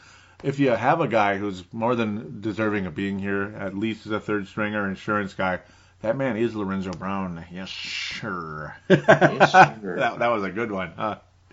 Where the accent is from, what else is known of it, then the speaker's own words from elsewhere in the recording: New Zealand; when I used to accidentally say … from Australia, it's like, actually, I'm from New Zealand.